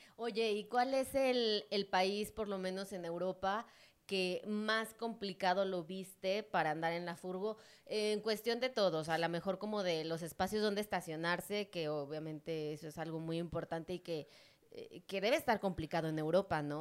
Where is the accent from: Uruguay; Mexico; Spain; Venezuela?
Mexico; yo soy de México y esta zona centro, pues la conocemos súper bien